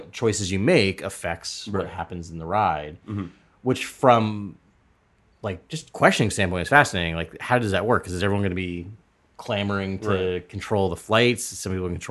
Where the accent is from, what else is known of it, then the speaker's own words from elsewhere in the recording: Northeast, United States; growing up in the Northeast